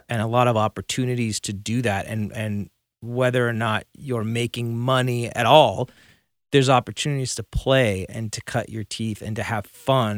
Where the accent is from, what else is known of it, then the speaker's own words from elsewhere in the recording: Burbank, California, United States; also born or lived in Santa Monica, California; I grew up in Burbank